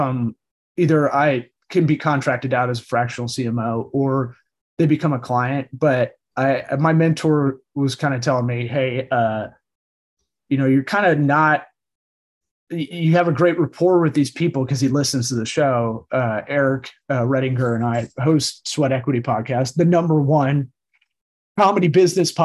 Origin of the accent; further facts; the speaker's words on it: Tampa, Florida, United States; also born or lived in Los Angeles; I'm one of the rare people that was born and raised in Tampa, the rare third generation